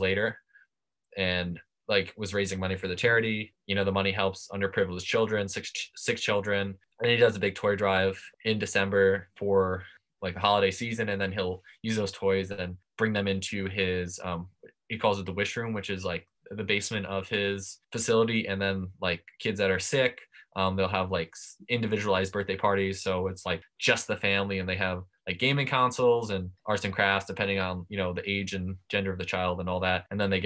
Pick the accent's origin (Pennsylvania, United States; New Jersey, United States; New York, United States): New York, United States; Long Island; growing up on Long Island